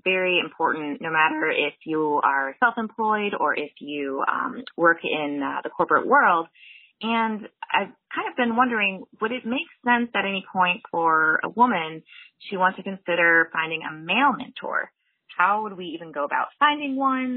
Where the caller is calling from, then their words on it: Washington, District of Columbia, United States; I'm calling in from Washington, D C.